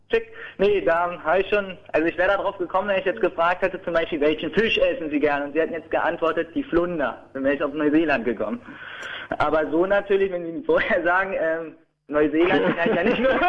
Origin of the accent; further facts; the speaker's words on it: Berlin, Germany; ich komme aus Deutschland, äh, aus Berlin halt.